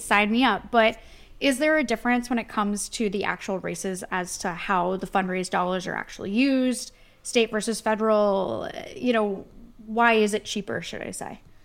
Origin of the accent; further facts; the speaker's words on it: New Jersey, United States; I'm from New Jersey